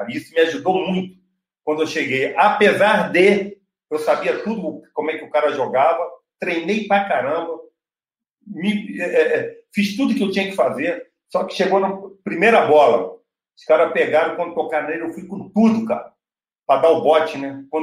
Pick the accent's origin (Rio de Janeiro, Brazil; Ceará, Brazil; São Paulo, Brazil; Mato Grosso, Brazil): Rio de Janeiro, Brazil; eu sou carioca, minhas férias eu curtia no Rio